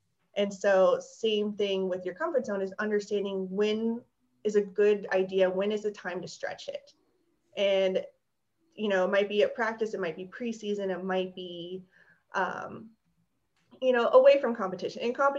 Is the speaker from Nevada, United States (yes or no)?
no; Hawaii, United States; born there; I was born in Hawaii, so I don't do cold weather.